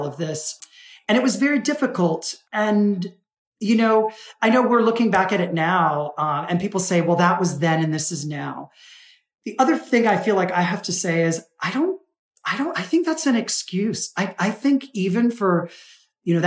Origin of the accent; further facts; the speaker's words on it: United States; I was born in the States